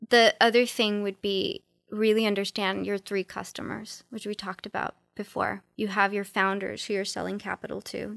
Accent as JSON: {"language": "English", "town": "Los Angeles", "region": "California", "country": "United States", "tie": "born or raised there", "said": "I grew up in South Central"}